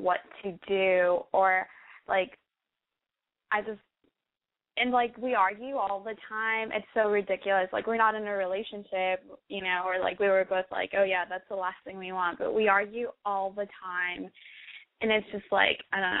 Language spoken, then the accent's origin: English; Austin, Texas, United States; I'm from Texas, and I'm 19